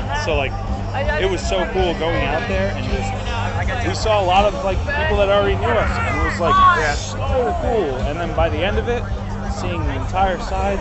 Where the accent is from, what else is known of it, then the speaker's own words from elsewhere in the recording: Long Island, New York, United States; now in Charlotte, United States; I grew up in Long Island, New York